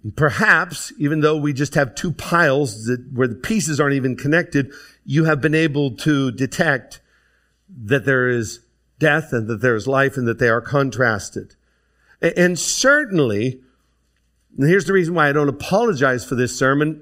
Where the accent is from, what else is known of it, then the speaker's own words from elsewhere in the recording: DuBois, Pennsylvania, United States; I grew up in Du Bois, Pennsylvania